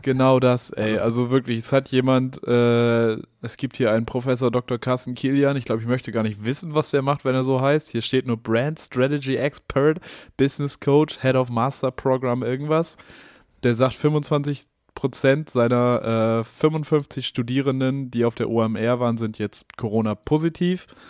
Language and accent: German; Hamburg, Germany; ich als Hamburger